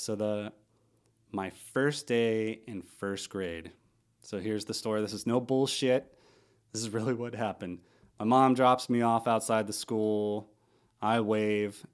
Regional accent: Missouri, United States; also born or lived in St. Louis, Missouri / Sullivan, Missouri / Stanton, Missouri; now in Oregon, United States; I am from Missouri. Uh, grew up in a couple small towns, Sullivan, Stanton, Missouri, about an hour from St. Louis

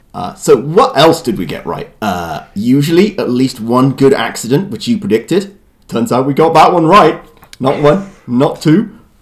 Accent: United Kingdom; I'm the British part of this duo

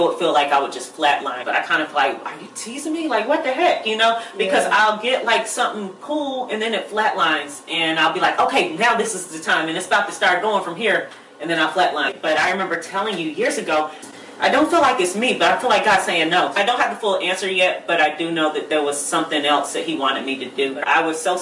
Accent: Charlotte, North Carolina, United States; moved away as an adult; also born or lived in Boston, Massachusetts; now in California, United States; I was born in Boston, Massachusetts, and then moved to Charlotte, North Carolina. That's where I was raised.

